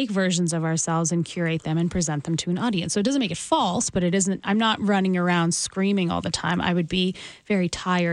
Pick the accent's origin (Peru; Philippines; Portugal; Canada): Canada; Calgary, Alberta; I grew up in Calgary